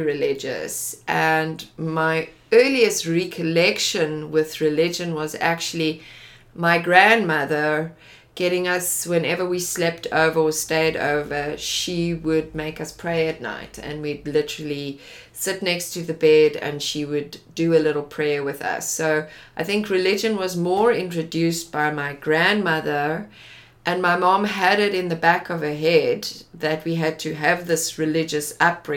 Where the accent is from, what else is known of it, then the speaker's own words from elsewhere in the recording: Johannesburg, Gauteng, South Africa; also born or lived in Pretoria; I grew up in Johannesburg.